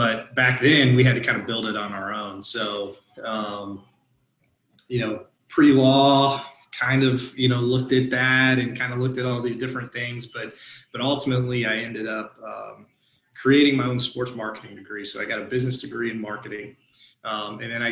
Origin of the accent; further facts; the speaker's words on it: near Muncie, Indiana, United States; moved away as an adult; also born or lived in Macon, Georgia; I'm from Indiana, grew up, you know, near Muncie, Indiana